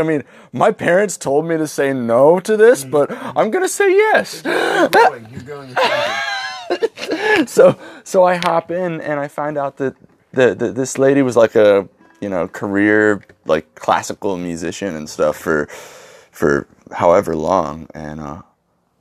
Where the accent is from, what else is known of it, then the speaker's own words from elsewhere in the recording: Spring Grove, Pennsylvania, United States; I was born in Spring Grove